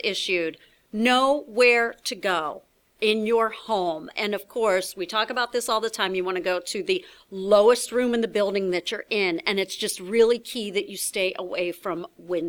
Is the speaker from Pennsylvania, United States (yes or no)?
yes; Pittsburgh, Pennsylvania, United States; now in Chicago, United States; I grew up in Pittsburgh